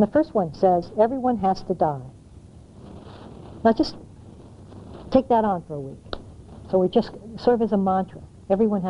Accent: United States; moved away; also born or lived in Asia; I'm not an American in the same way I was when I left

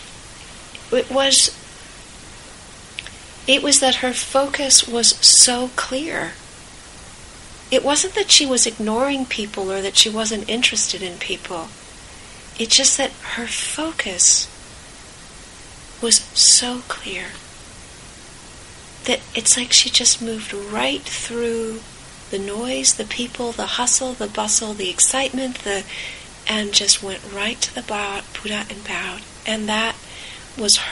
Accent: California, United States; I grew up in California

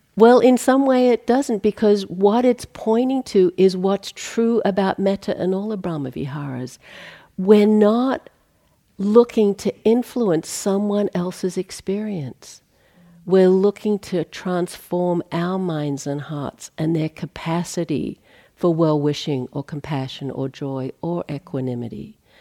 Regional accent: Australia; moved away; I come from Australia.

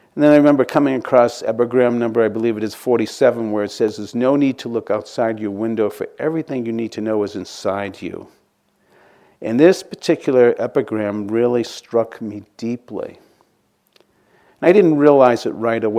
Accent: outside of Boston, Massachusetts, United States; Growing up outside of Boston

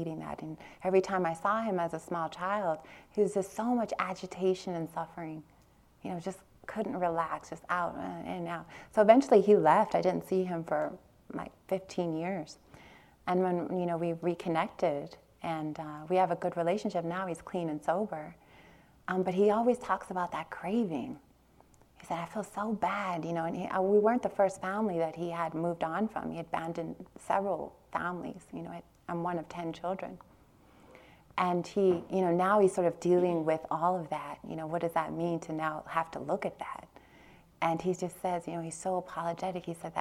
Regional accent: Long Beach, California, United States; I grew up in Long Beach, East Long Beach, Compton border in California

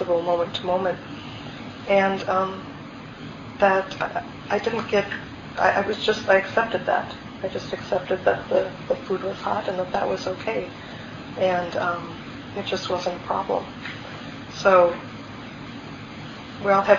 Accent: Minnesota, United States; I grew up in Minnesota

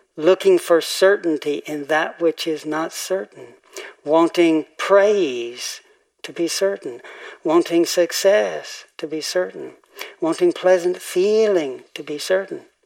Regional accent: Tennessee, United States; moved away; growing up in Tennessee

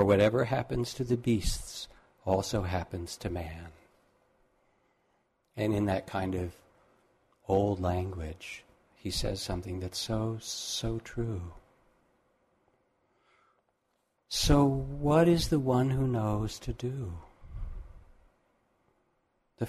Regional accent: Massachusetts, United States; when I grew up in Massachusetts

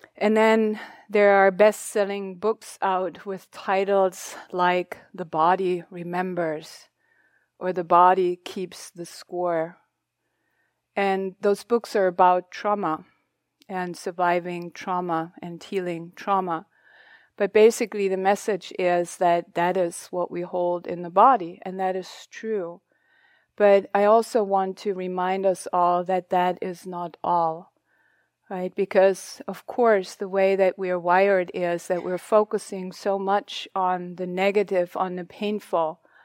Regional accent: Germany; English is a second language; moved away; I'm not a native English speaker. I'm German. My history, that's where I come from, where I grew up.

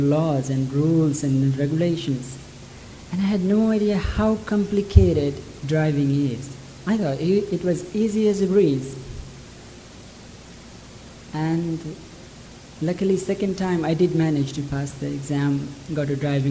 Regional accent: near Lumbini, Lumbini Province, Nepal; From childhood, I was born near Lumbini, where Buddha was born

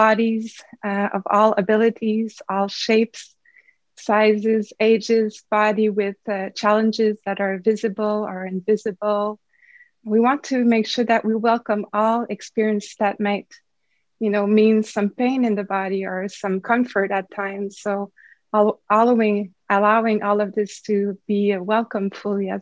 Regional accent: Canada; I'm a Canadian, French Canadian

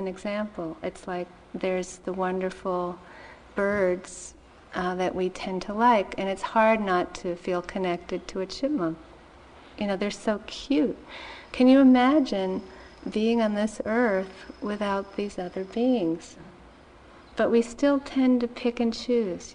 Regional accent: Massachusetts, United States; I grew up in Massachusetts

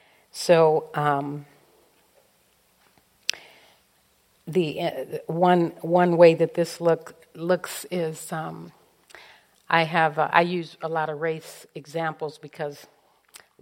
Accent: Los Angeles, California, United States; growing up in South Central Los Angeles in the middle of the civil rights movement

